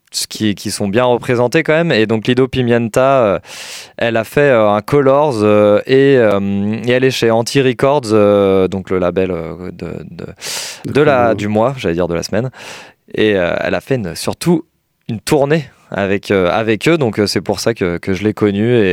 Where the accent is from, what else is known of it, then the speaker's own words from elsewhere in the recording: Colombia; born there; je suis né en Colombie, je suis queer